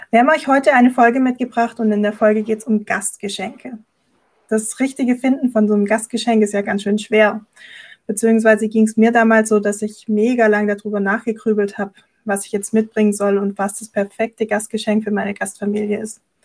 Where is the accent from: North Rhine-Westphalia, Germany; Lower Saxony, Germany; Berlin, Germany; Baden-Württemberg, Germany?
Baden-Württemberg, Germany; Esslingen district, near Stuttgart; ich komme aus der Nähe von Stuttgart, genauer gesagt aus dem Landkreis Esslingen